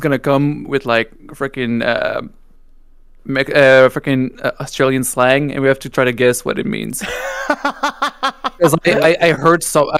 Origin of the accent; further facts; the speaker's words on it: Canada; I'm Canadian.